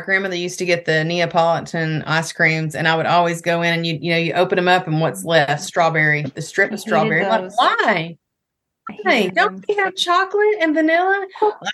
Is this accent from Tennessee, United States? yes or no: yes; Chattanooga, Tennessee, United States; I'm born and raised in Chattanooga, so I've been here for a minute